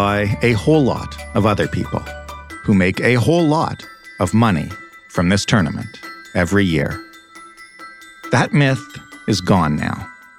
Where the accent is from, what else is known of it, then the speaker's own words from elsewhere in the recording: Canada; we're Canadian